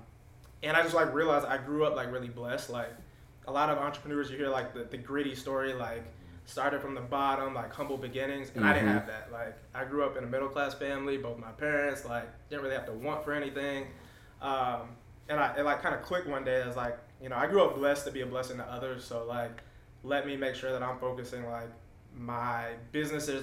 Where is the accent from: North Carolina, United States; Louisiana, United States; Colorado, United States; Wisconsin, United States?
Colorado, United States; Denver; moved away as an adult; also born or lived in Atlanta, Georgia; I'm originally from Denver, Colorado